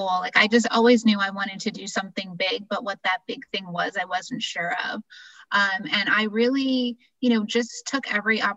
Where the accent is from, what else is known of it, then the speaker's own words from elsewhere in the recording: Massachusetts, United States; moved away as an adult; also born or lived in Pennsylvania / Florida; I grew up in Massachusetts and then school in Pennsylvania.